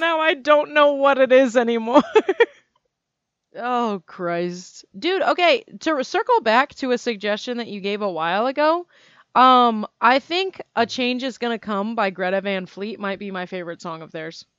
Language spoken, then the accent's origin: English; United States; I'm an American